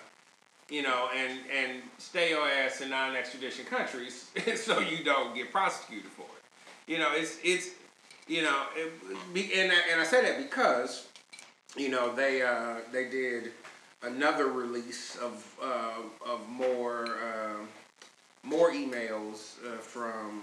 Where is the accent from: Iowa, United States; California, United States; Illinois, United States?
Illinois, United States; Chicago; I'm from Chicago